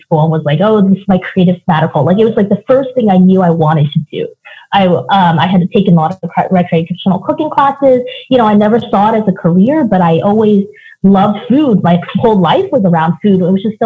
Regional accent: Seattle, Washington, United States; moved away; I grew up in Seattle

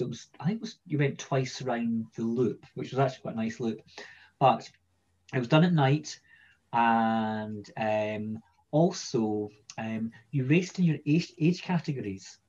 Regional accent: Edinburgh, Scotland, United Kingdom; I'm from Edinburgh originally, and that's where I grew up.

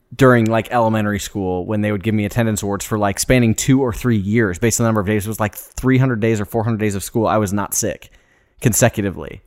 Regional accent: Des Moines, Iowa, United States; landed in Des Moines. All of us grew up there

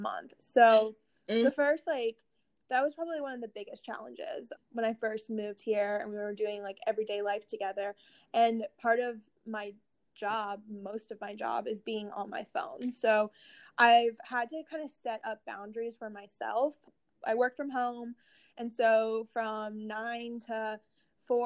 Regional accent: Columbus, United States; moved away as an adult; also born or lived in Atlanta; I grew up in Columbus

